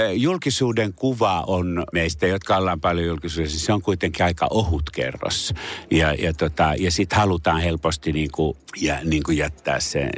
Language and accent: Finnish; Pori, Satakunta, Finland; first language Finnish; also born or lived in Paris; olen Porissa syntynyt ja saanut koulutukseni täällä äidinkieleni on suomi